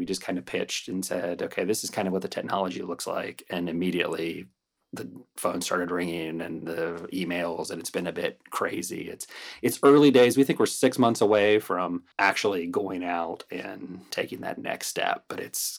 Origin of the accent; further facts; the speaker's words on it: Ohio, United States; moved away as an adult; also born or lived in Cleveland, Ohio; now in Wesley Chapel, United States; I'm from Ohio.